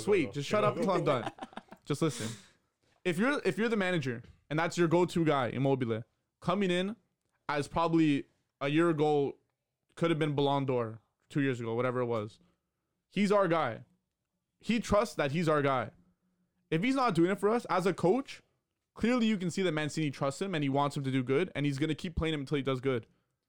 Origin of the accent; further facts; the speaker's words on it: Canada; I'm Canadian. I don't really care as an outsider looking in because I'm a Canadian.